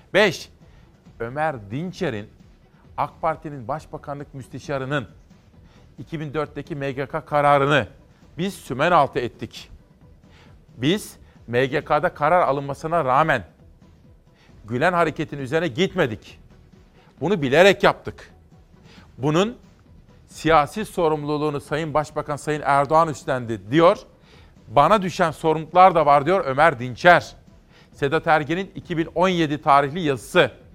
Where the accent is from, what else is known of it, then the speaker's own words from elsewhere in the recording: Simav, Kütahya, Turkey; ben Kütahya Simav'da doğup büyüdüm